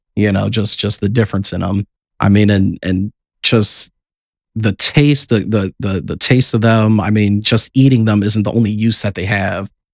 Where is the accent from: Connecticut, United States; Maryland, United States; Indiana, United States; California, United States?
Indiana, United States; South Bend; We're all born and raised in South Bend.